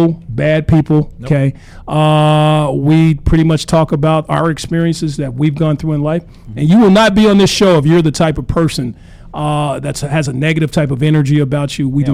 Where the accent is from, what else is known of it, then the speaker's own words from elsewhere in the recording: Little Rock, Arkansas, United States; the same place I'm from, a place called Little Rock, Arkansas